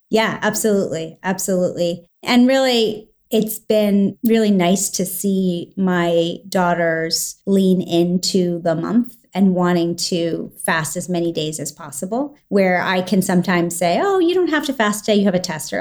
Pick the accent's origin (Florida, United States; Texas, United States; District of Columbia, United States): District of Columbia, United States; Washington; I grew up in the Washington, D C area